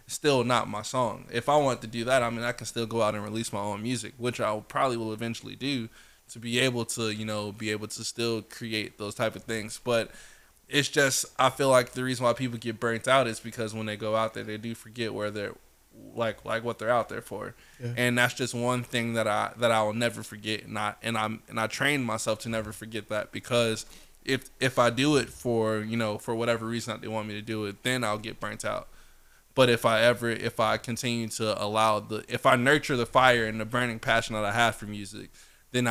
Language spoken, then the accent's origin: English; Sarasota, Florida, United States; moved away; also born or lived in Jacksonville; Sarasota, Florida